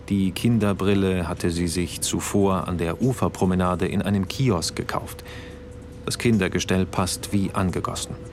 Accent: Saarland, Germany; Ich werde die Gruppe nach dem Essen verlassen, um die Reise zurück ins Saarland, meine Heimat, anzutreten.

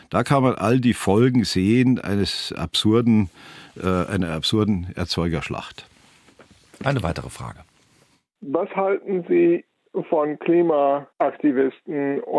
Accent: Bavaria, Germany; meiner Heimatregion, im Rupertiwinkel, Süd, ganz im Südosten von Bayern

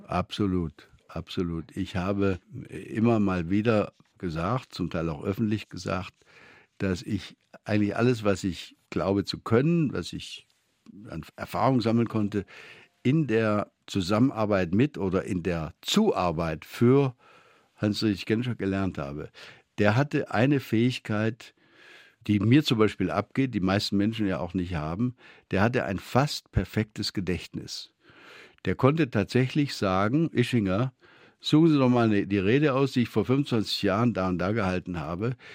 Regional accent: Beuren, Baden-Württemberg, Germany; Meine Schulfreunde nannten mich das Bürgermeisterle da im Schwäbischen

